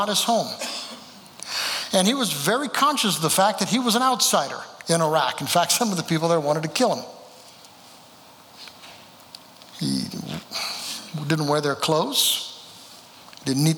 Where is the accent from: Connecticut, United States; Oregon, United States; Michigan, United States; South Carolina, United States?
Oregon, United States; moved away as an adult; also born or lived in California / Eugene, Oregon / Jenkins, Kentucky; now in Kentucky, United States; born in California, raised there in Oregon